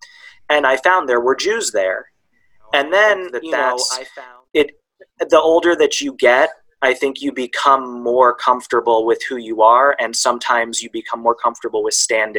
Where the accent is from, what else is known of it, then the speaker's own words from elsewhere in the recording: rural Ohio, United States; I grew up in rural Ohio. Both of my parents were raised in New York.